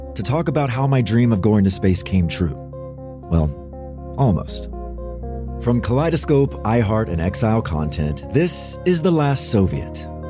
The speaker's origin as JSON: {"language": "English", "country": "United States", "said": "as an American"}